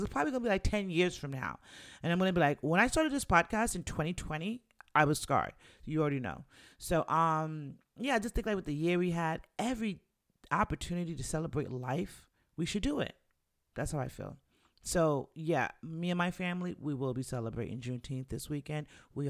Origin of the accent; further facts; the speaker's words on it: Jamaica; the more proud I am of being black, being Jamaican, and just being the black woman that I am